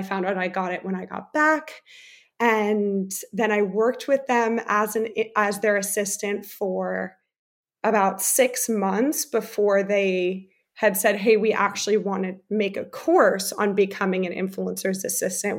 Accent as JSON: {"language": "English", "region": "New Jersey", "country": "United States", "tie": "born or raised there", "also_born_or_lived": "Germany", "said": "I was born in America and then I did third grade and part of fourth grade in Germany and then moved to New Jersey"}